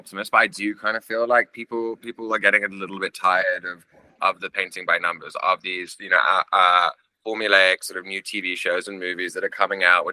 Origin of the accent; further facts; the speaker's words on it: England, United Kingdom; as an English person